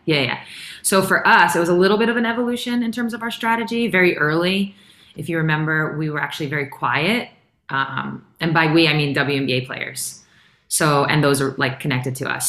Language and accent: English; New York, United States; I'm from New York